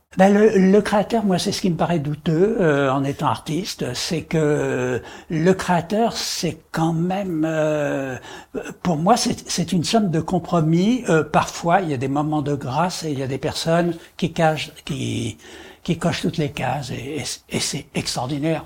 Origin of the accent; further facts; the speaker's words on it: Paris, Île-de-France, France; je suis né à Paris, je vis à Paris et je meurs à Paris